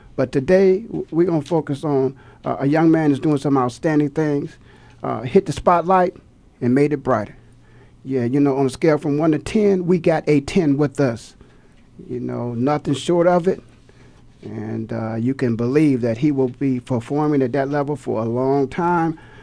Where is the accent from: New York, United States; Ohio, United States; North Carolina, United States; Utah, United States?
Ohio, United States; Canton; born and raised in Canton, Ohio.